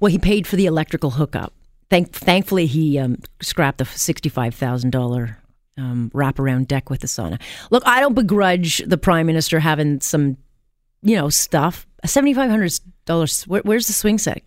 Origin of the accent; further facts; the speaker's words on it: Canada; I'm Canadian first